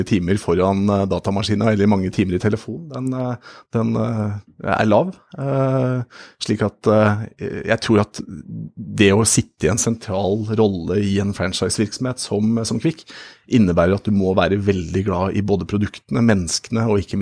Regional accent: Tynset, Innlandet, Norway; born there; jeg er født på Tynset som Solan Gundersen.

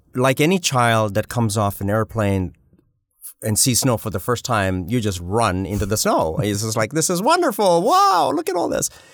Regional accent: Uganda; now in Canada; I was born in East Africa. I was born in Uganda.

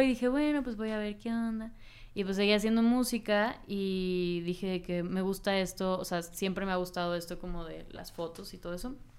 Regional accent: Cancún, Quintana Roo, Mexico; yo soy de Cancún entonces, eh, pues es un pueblo muy chiquito

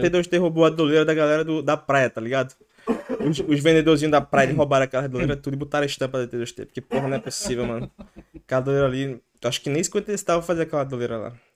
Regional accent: Recife, Pernambuco, Brazil; moved away as an adult; now in Ireland; Eu sou branco, pô, eu sou de Recife

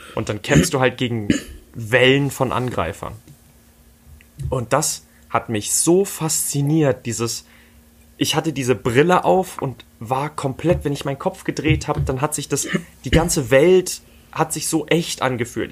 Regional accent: Dresden, Saxony, Germany; hier in Dresden, wo ich aufgewachsen bin

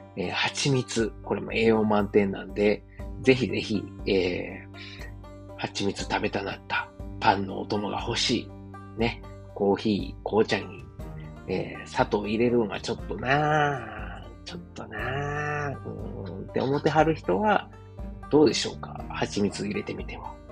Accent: Osaka, Japan; moved away as an adult; now in Germany; 自分の実 家であるですね、駒川あずまや、はい、親父とおかんがやってる、えー、大阪駒川いうところ

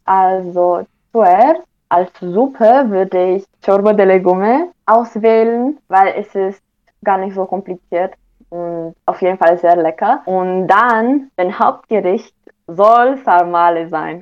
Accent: Oradea, Bihor County, Romania; moved away; meiner Heimatstadt und die heißt Oradia oder auf Deutsch Großwardein

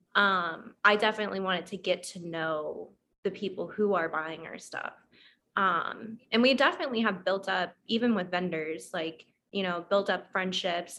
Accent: Atlanta, Georgia, United States; now in Orlando, United States; I'm from Atlanta.

